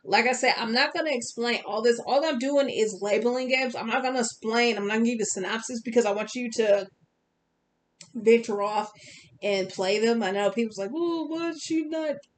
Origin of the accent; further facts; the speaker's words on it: Wisconsin, United States; I'm from Wisconsin.